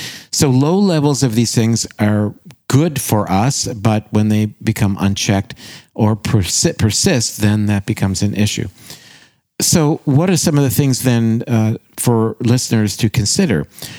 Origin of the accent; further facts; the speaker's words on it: Canada; And gosh, I said that as a Canadian, didn't I?